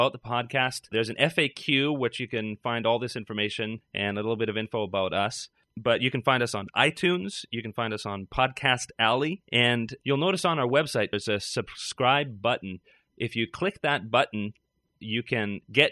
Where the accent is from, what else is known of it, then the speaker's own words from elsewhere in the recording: Canada; now in Toronto, Canada; I'm a Canadian